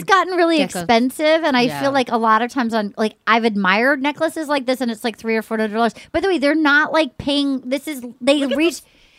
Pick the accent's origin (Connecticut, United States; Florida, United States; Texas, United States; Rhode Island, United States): Rhode Island, United States; And so they know I'm from Rhode Island. They know I love Rhode Island